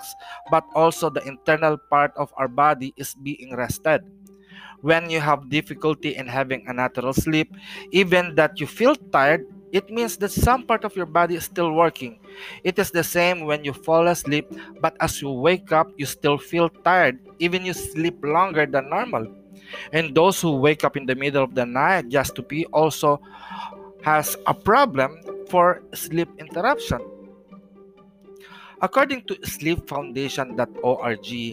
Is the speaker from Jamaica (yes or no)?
no; Philippines; As a Filipino traditional healer practicing Hilot